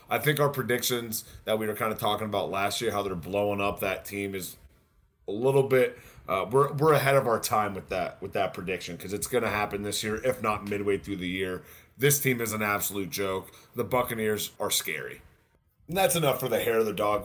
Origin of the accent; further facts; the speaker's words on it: the Carolinas, United States; I'm from Carolina